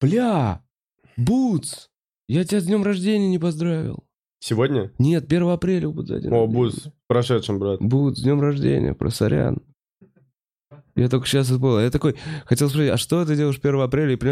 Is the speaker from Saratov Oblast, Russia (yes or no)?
yes; Saratov, Saratov Oblast, Russia; Я из Саратова